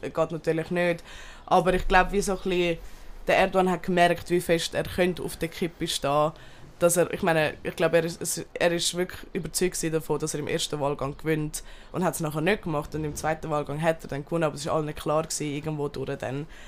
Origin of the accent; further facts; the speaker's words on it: Turkey; Ich bin selber aus der Türkei, Bazarcık und Antep